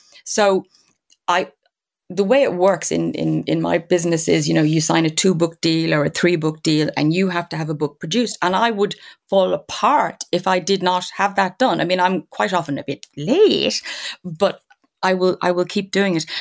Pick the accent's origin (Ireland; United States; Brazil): Ireland; Dublin, Leinster; I grew up in Dundrum